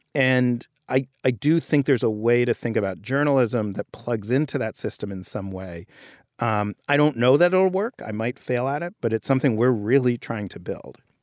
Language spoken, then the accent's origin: English; New York, United States; I grew up in Greenwich Village and I, in New York